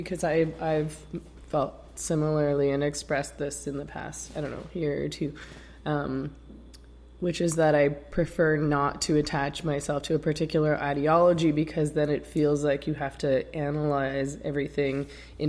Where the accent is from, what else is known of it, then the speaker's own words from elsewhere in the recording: Canada; I'm Canadian